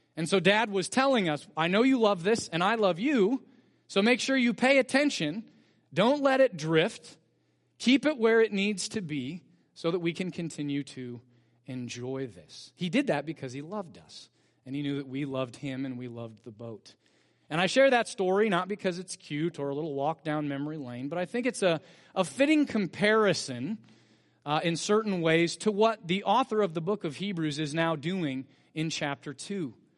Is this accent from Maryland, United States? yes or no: no; Bakersfield, California, United States; growing up in Bakersfield as a family